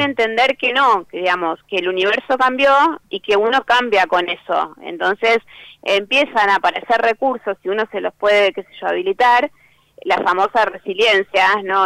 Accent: La Plata, Buenos Aires Province, Argentina; yo soy de La Plata

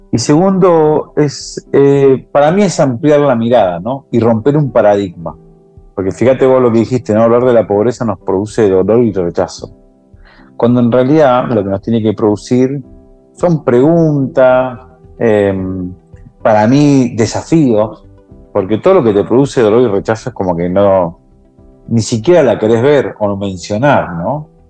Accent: San Juan, Argentina; now in Buenos Aires, Argentina; vengo de una familia de escasos recursos económicos, de una pobreza económica, y nos mudamos de San Juan a Buenos Aires a buscar lo que la mayoría de los argentinos en el interior del país vienen a las ciudades

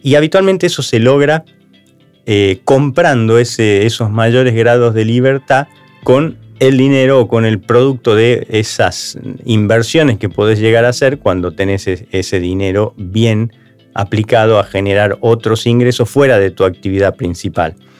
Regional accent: Argentina

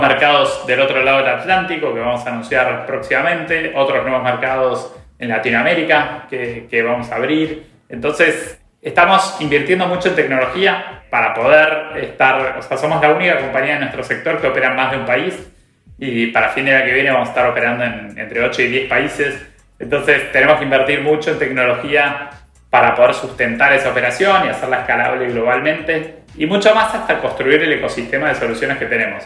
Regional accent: Argentina; los argentinos

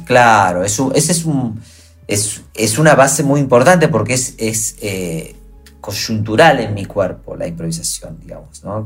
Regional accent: Rosario, Santa Fe, Argentina; soy de Rosario

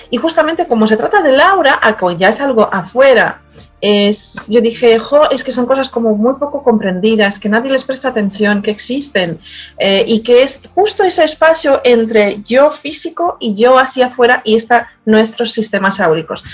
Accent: Poland; born or raised there; Spanish is a second language; moved away as an adult; now in Madrid, Spain

